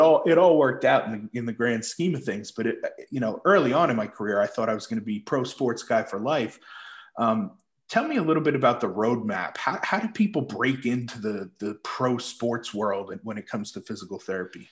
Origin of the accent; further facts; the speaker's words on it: Islip, New York, United States; I grew up on Long Island, uh, Islip, New York